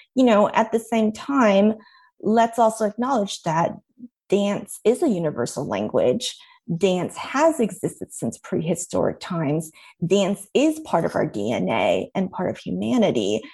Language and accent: English; Irvine, California, United States; I grew up in Irvine, California